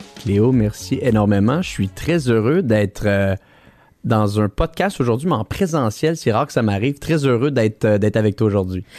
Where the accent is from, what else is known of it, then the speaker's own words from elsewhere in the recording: Quebec City, Quebec, Canada; Je suis quelqu'un de Québec à la base